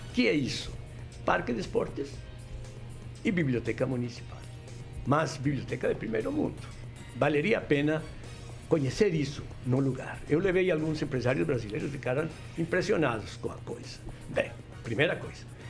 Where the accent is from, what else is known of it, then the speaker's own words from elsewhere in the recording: Colombia; Portuguese is a second language; moved away as an adult; also born or lived in Rio de Janeiro; now in Brazil; no meu país de origem, na Colômbia